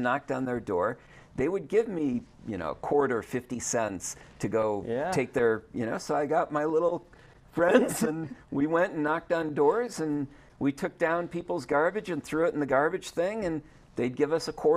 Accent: Wisconsin, United States; moved away; also born or lived in Nevada; I grew up in Wisconsin

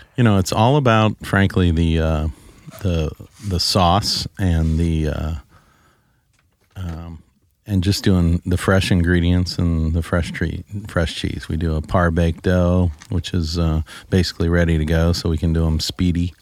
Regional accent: Saint Charles, Missouri, United States; I grew up in Saint Charles, so I know all about Saint Charles

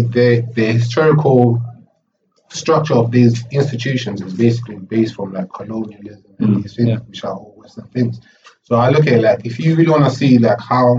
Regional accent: Zimbabwe; moved away; I was born in Africa. I came here like half my life in Zimbabwe, half my life here

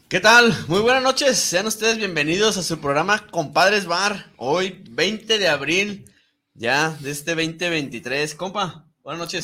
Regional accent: Mexico; como mexicanos

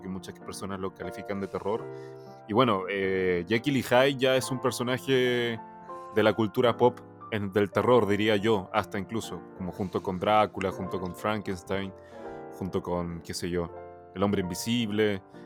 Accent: Chile; Spanish is a second language; also born or lived in China; yo llegué a Chile cuando, bueno, para la gente que no sabe, yo nací en China, tengo nacionalidad china, vivo actualmente en Chile, pero yo llegué a Chile cuando tenía alrededor de 5 o 6 años, entonces no sabía nada de español

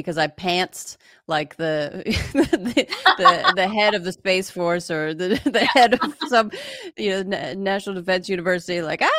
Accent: Pennsylvania, United States; moved away; I grew up in Pennsylvania.

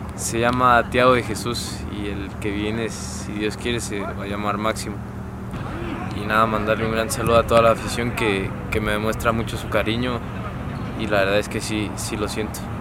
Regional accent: Mexico City, Mexico; yo nací en el DF y, y crecí allá en el DF

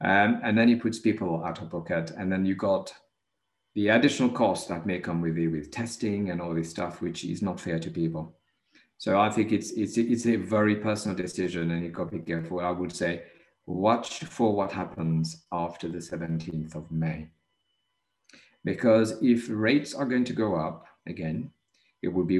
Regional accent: Mauritius; moved away; I was born in Mauritius.

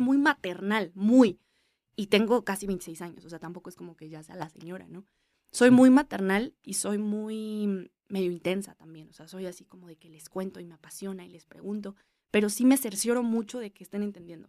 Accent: Mexico; somos mexicanos

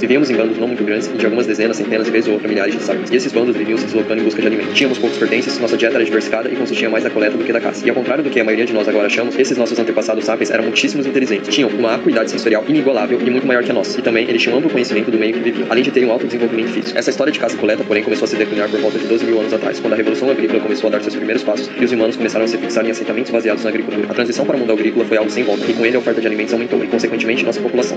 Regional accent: Brazil; somos brasileiros

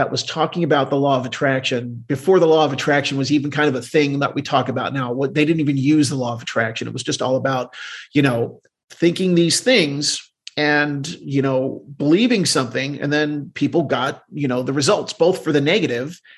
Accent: Deptford, New Jersey, United States; So I grew up in southern New Jersey.

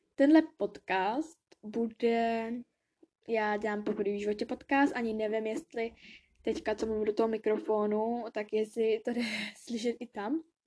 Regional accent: Bradford, Yorkshire and the Humber, United Kingdom; now in Kolín, Czech Republic; narodila jsem se v Anglii, ve Velké Británii, v Bradfordu

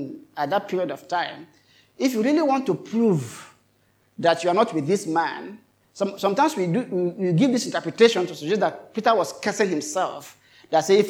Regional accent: Kogi, Nigeria; we are all from Kogi State

